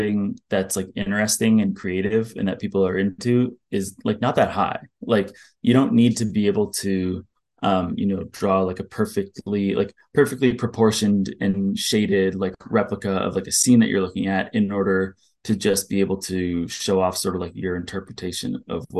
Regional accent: Ottawa, Ontario, Canada; now in Toronto, Canada; I'm from Ottawa

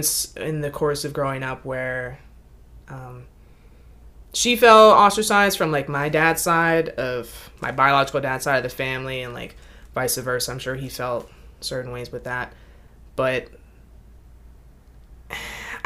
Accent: Mechanicsville, Virginia, United States; I grew up in Mechanicsville, Virginia.

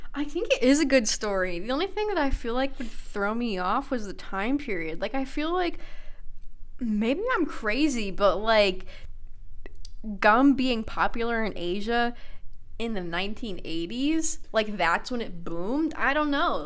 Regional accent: United States; I'm an American

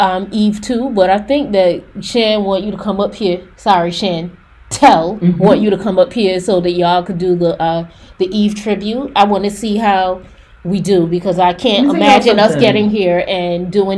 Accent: Mount Vernon, New York, United States; I'm from Mount Vernon.

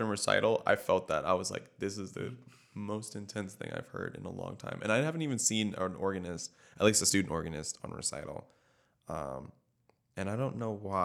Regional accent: Tampa, Florida, United States; I'm from Tampa

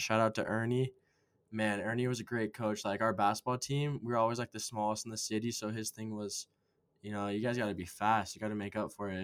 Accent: Las Vegas, Nevada, United States; moved away as an adult; now in Utah, United States; I'm from Las Vegas

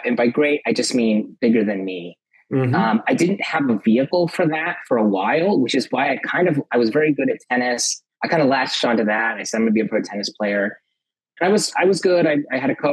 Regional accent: Los Angeles, California, United States; I grew up in Los Angeles, California

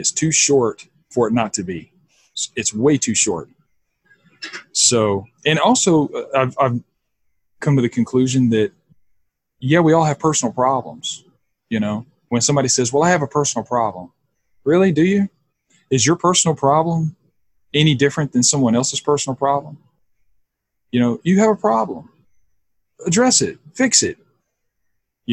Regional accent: the South, United States; now in Austin, United States; I grew up in the South, and I grew up in a very Christian conservative home.

